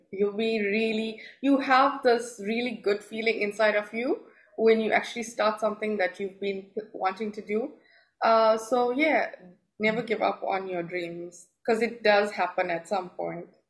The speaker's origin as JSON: {"language": "English", "country": "South Africa", "moved": "as an adult", "lives_now": "Dubai, United Arab Emirates", "said": "I'm from South Africa. I've uh, been in Dubai for the past four years now"}